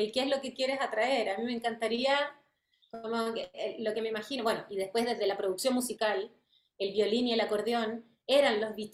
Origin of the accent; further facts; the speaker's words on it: France; born there; Eh, y bueno, yo nací en Francia.